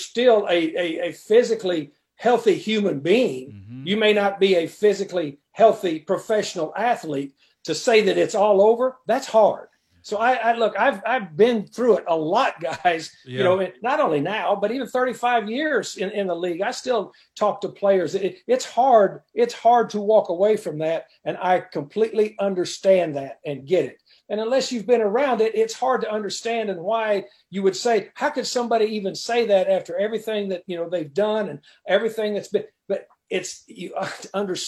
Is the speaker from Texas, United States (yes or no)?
yes; West Texas, United States; moved away as an adult; I grew up in West Texas.